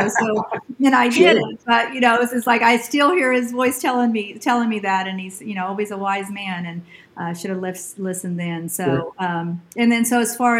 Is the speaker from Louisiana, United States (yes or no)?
no; Brownsville, Texas, United States; also born or lived in Houston, Texas / Dallas, Texas; So I grew up in South Texas, Brownsville, Texas. It's a very, very tip of Texas. And then my parents divorced when I was in sixth grade. So we moved to Houston